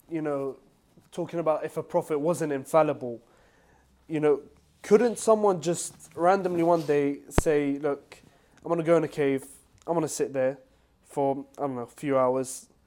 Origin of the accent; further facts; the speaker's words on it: Panama; I'm from Panama, uh, where we have a majority Catholic population.